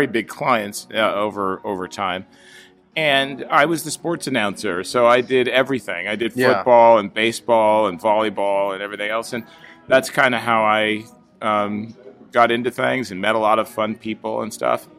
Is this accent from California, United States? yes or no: yes; Orange, California, United States; also born or lived in Newport Beach, California / Washington, D.C.; raised in Orange, grew up there.